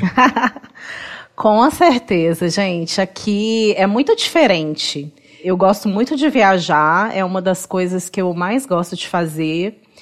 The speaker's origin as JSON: {"language": "Portuguese", "town": "Belo Horizonte", "region": "Minas Gerais", "country": "Brazil", "tie": "born or raised there", "said": "sou mineira, sou de BH, nascida e criada em BH, né? E moro em BH"}